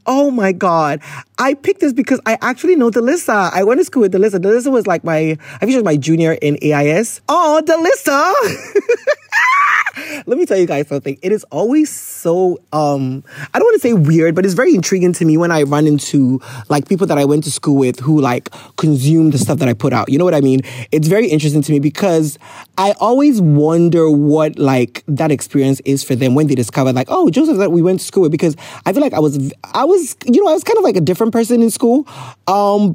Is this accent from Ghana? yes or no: yes; Ghana; I'm a Ghanaian